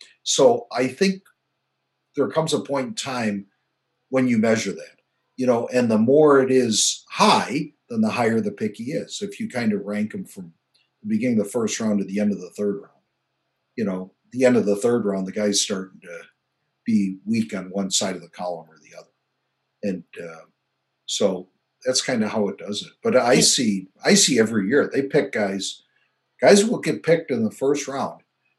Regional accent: Nebraska, United States; And I was from Nebraska and I was a tight end coach.

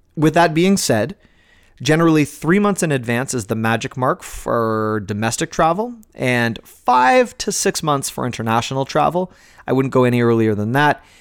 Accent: Toronto, Ontario, Canada; born and raised in Toronto

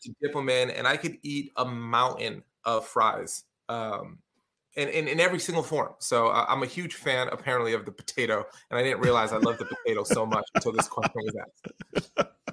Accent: New York City, New York, United States; moved away as an adult; also born or lived in Syracuse area, New York / Binghamton, New York; now in Syracuse, United States; I grew up in the projects in a place called Canarsie

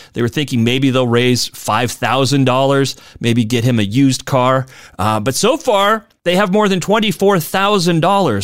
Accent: Spokane, Washington, United States; here in my hometown of Spokane.

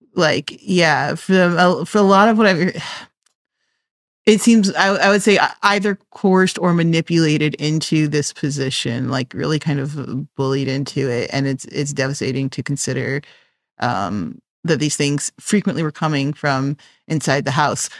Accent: Chicago, Illinois, United States; I am from Chicago

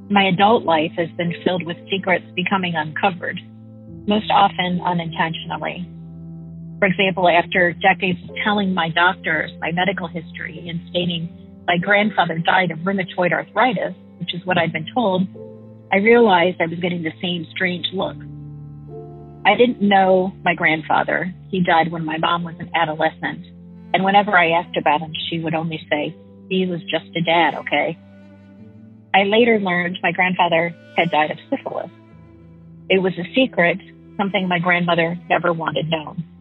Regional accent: Midwest, United States; I grew up in the Midwest in a family of six.

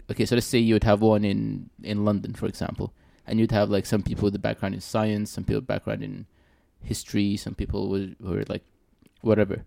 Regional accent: Sudan; I'm from Sudan

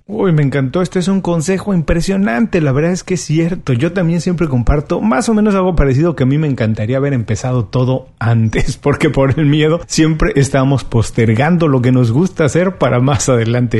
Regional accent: Mexico; soy buen mexicano

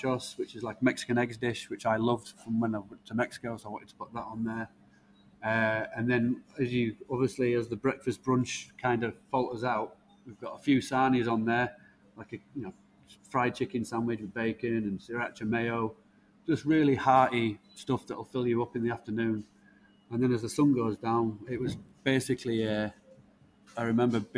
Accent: Leeds, Yorkshire and the Humber, United Kingdom; I was born in Leeds, 1985

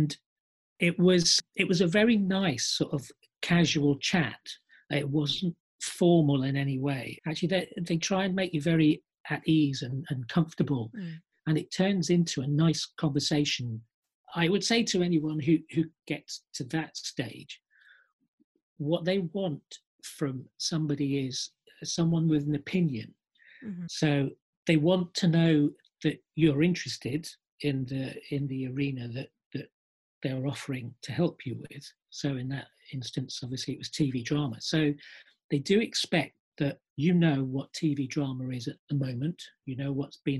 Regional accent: Iraq; moved away; I was actually born in the Middle East. I'm from Iraq. I lived here since the early 1970s.

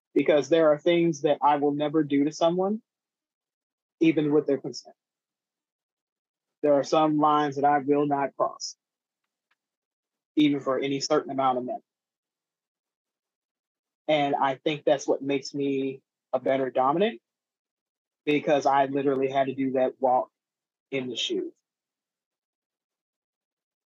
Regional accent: Mississippi, United States; moved away as an adult; also born or lived in Cleveland, Ohio / Memphis, Tennessee / Oklahoma / Chicago, Illinois; I was born in Cleveland, Ohio, raised in the middle of nowhere, Mississippi

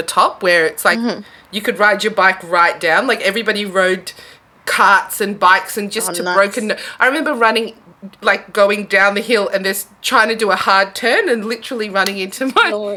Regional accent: North Dandenong, Victoria, Australia; I grew up in Birchall Grove in North Dandenong

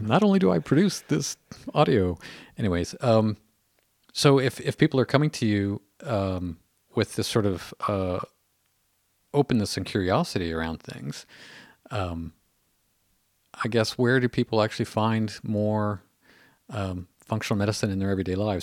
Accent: Canada; I hear that as a Canadian

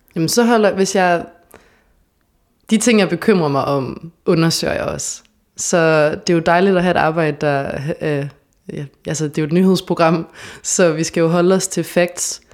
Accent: Odense, Southern Denmark, Denmark; moved away as an adult; also born or lived in Copenhagen; now in Aarhus, Denmark; jeg kommer fra Odense

